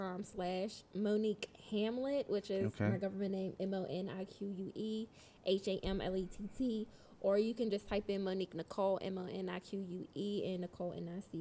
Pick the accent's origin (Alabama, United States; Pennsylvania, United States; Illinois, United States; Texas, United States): Pennsylvania, United States; Pittsburgh; also born or lived in Reading; No, so I was born in Reading, Pennsylvania, which is a little outside of Philly.